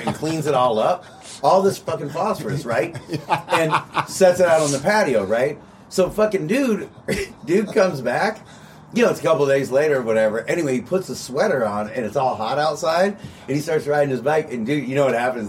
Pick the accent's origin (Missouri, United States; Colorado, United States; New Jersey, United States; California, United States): California, United States; Covina; we're both from Covina, but it's different high schools